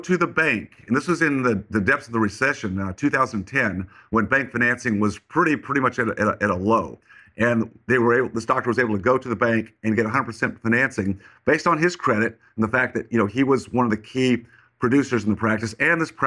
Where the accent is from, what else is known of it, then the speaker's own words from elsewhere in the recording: Colorado, United States; now in Texas, United States; I grew up in Colorado, even though I live in Texas